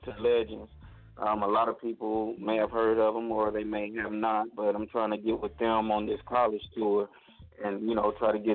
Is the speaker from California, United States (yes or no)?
yes; California, United States; accent: Southern drawl; moved away; also born or lived in Mississippi / Florida; I was born in Mississippi, raised in California, lived in Florida for 8 years